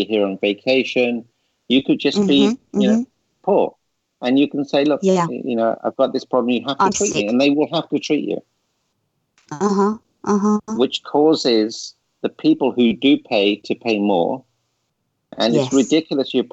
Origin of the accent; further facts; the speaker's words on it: England, United Kingdom; now in United States; I grew up in England.